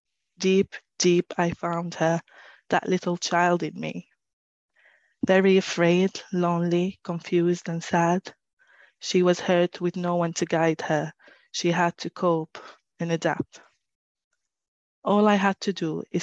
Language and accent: English; Syria; moved away as an adult; now in Newcastle, United Kingdom; I'm originally from Syria. I moved to the UK about 10 years ago now